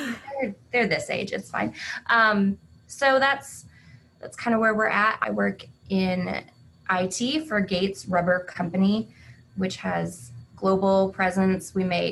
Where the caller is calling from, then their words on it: Iola, Kansas, United States; I'm joining you from Iola, Kansas.